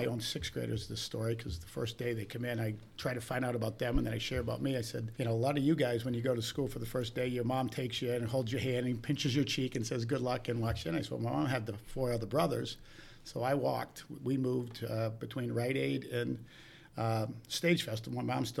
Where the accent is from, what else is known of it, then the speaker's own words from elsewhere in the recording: Milford, Michigan, United States; also born or lived in Big Rapids; I was born in Big Rapids, Michigan.